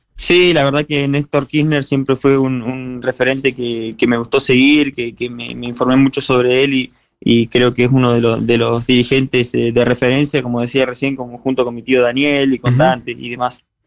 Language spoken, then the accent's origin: Spanish; 28 de Julio, Chubut, Argentina; mi pueblo que me vio crecer y, me formó